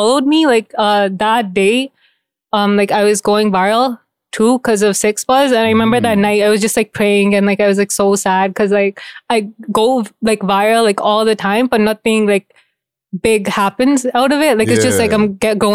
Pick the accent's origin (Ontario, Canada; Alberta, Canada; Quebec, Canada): Ontario, Canada; Mississauga; now in Brampton, Canada; I grew up in Saga.